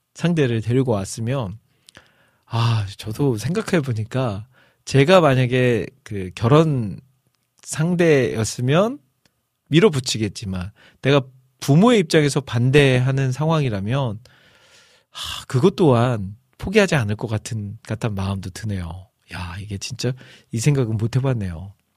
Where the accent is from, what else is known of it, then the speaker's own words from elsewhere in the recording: Iksan, North Jeolla, South Korea; accent: Chungcheong-Jeolla mixed dialect; now in Seoul, South Korea; 또 제가 또 전라북도 익산 출신으로서